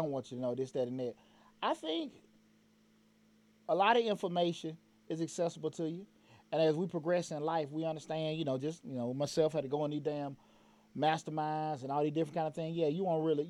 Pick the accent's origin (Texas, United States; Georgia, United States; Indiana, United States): Georgia, United States; Atlanta; growing up in Bankhead